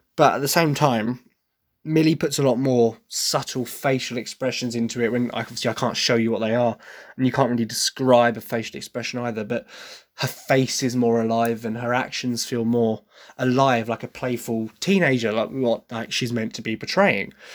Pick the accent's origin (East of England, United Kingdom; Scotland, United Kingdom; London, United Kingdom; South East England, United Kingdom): East of England, United Kingdom; Essex; accent: Essex; despite the fact I try very, very hard to hide my Essex accent, it is there because I am, I am from Essex